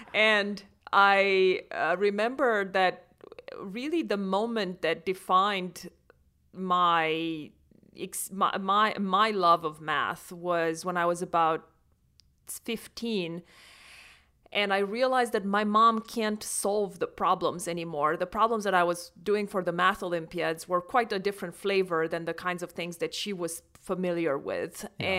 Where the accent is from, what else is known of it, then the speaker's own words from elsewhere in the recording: Romania; English is a second language; I grew up in Romania, and I grew up on a farm, actually.